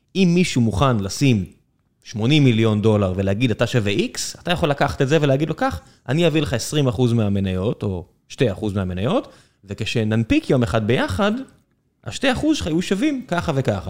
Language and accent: Hebrew; Israel; אנחנו יודעים מה זה גולף כישראלים